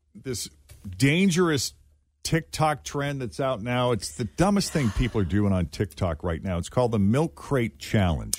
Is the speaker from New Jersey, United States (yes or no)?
no; Massachusetts, United States; moved away; I grew up in Massachusetts